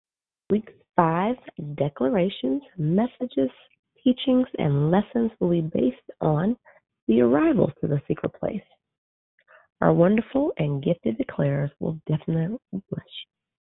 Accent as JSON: {"language": "English", "region": "Arizona", "country": "United States", "said": "I'm a teacher from Arizona, and I am your hostess this morning."}